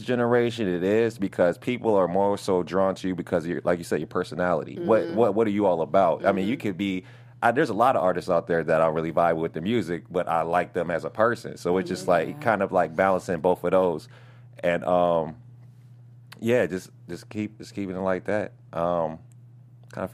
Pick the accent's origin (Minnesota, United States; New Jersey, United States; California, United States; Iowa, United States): Minnesota, United States; also born or lived in Las Vegas